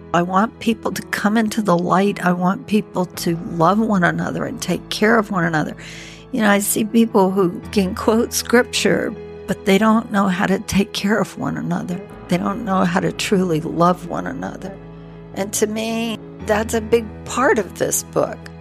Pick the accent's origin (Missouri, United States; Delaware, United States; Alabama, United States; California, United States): Alabama, United States; Birmingham; moved away; I'm from from Birmingham, Alabama